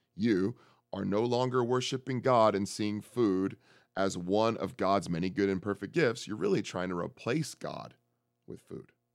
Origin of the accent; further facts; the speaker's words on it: San Francisco, California, United States; I'm from San Francisco